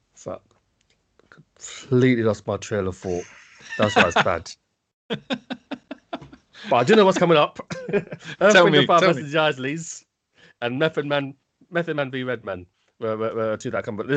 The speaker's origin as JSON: {"language": "English", "country": "United Kingdom", "said": "as a British person"}